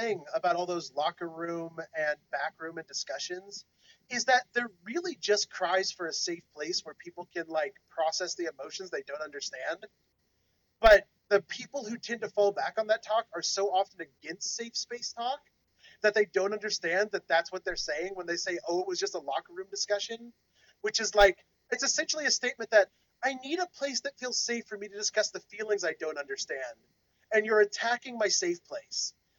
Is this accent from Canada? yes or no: yes; Canada; accent: Canadian; No, I'll never give up my bad Canadian accent. I'm sorry, Canada.